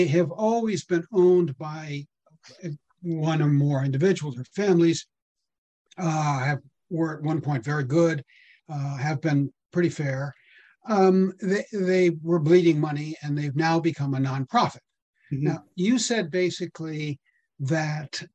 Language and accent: English; Northwestern Connecticut, United States; also born or lived in Boston, Massachusetts; now in San Francisco area, United States; I grew up in Northwestern Connecticut.